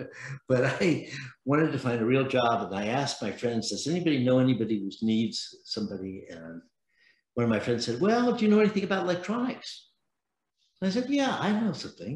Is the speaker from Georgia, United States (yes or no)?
no; San Francisco, California, United States; I was born in San Francisco